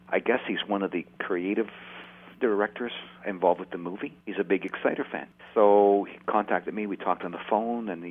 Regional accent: Canada; we're from Canada

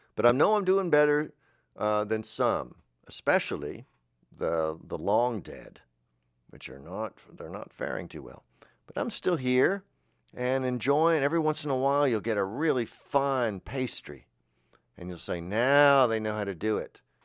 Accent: Florida, United States; moved away; I'm from Florida

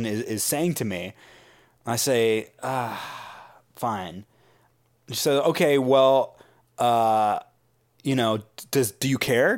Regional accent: San Francisco, California, United States; I grew up in San Francisco

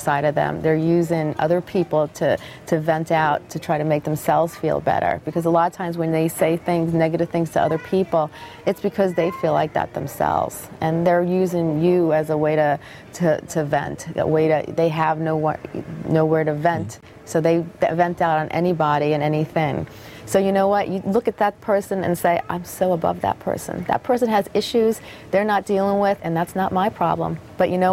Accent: Freehold, New Jersey, United States; this has been my hometown for many, many years. And, you know, I grew up in this area

